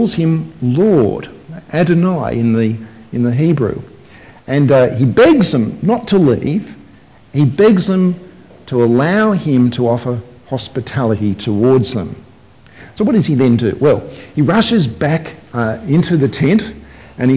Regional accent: Sydney, New South Wales, Australia; growing up in Sydney, I had friends who were whose families were Middle Eastern families

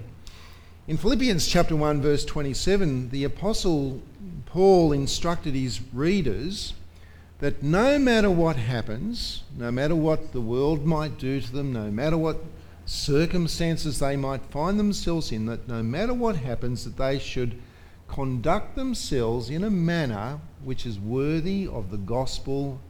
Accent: Australia; as an Australian

